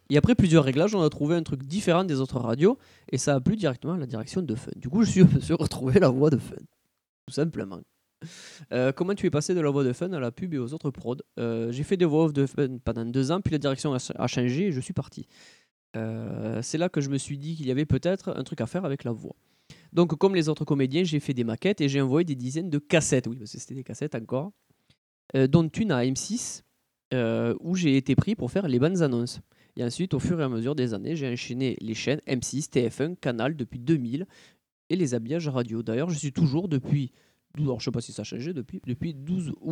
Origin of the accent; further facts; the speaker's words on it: Grenoble, Auvergne-Rhône-Alpes, France; also born or lived in Paris; Je suis né à Paris, mais j'ai passé mon enfance à Grenoble